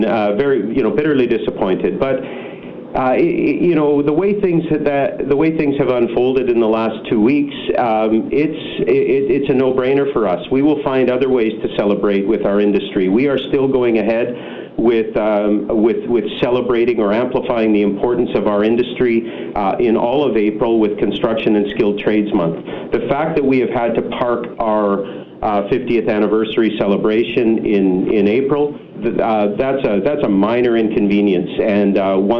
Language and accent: English; British Columbia, Canada; as we all go through this as British Columbians